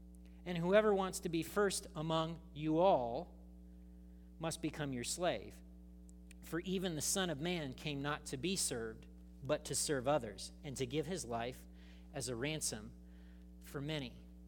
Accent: United States; I grew up in America. I'm trained by America. I think like an American.

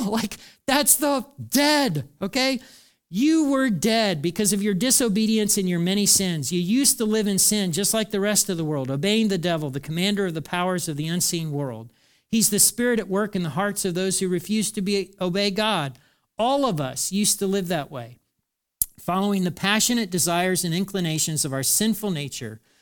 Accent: United States; talking as an American

